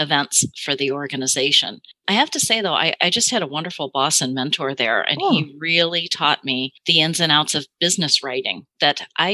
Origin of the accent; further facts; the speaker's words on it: Chicago, Illinois, United States; also born or lived in Madison, Wisconsin; I'm from the Midwest. I'm from the Chicago area